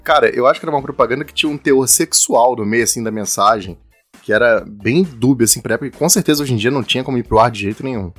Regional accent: Rio de Janeiro, Brazil; eu, você e o Kai, a gente é do Rio de Janeiro.

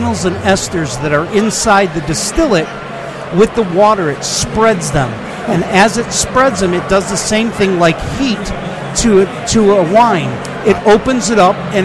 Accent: Chicago, Illinois, United States; moved away as an adult; now in Phoenix, United States; I grew up in Chicago area

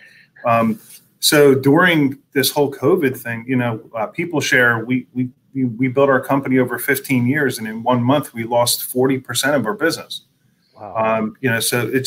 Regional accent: Philadelphia, Pennsylvania, United States; also born or lived in Pottstown; grew up in the Philadelphia region, been here my whole life, went to school in Pottstown, went to college at Temple University. So I'm kind of Philly born and made.

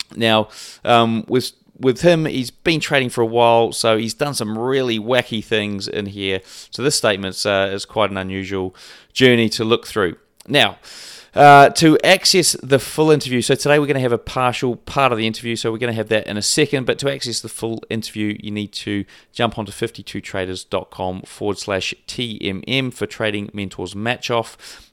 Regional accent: New Zealand; I'm also a Kiwi

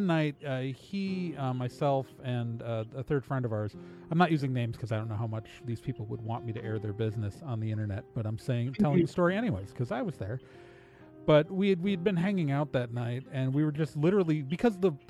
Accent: Wauwatosa, Wisconsin, United States; I grew up in mostly in Wauwatosa, Wisconsin. It's a suburb of Milwaukee

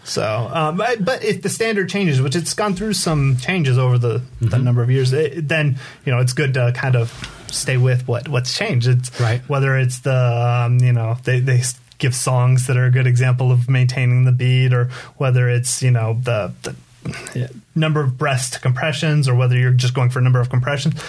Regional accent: Poway, California, United States; also born or lived in La Mesa, California; I was born in Southern California, so mm-hmm. I'm from San Diego.

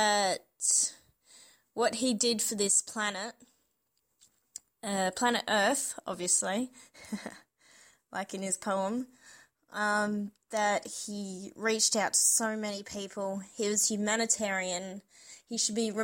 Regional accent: Adelaide, South Australia, Australia; from Adelaide in South Australia.

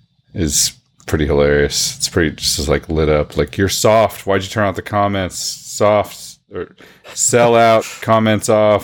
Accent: Bartlesville, Oklahoma, United States; where I grew up in Bartlesville.

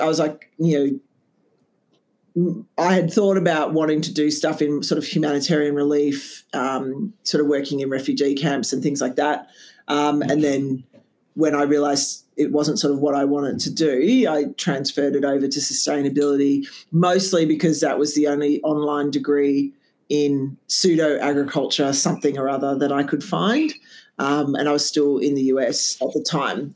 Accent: Canberra, Australian Capital Territory, Australia; moved away; I'm Canberra born and bred

